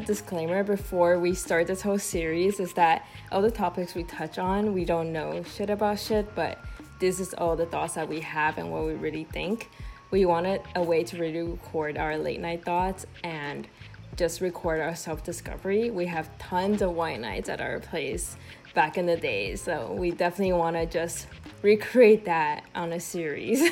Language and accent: English; Taiwan; moved away; i am from Taiwan, but I will be moving to New York in a few months.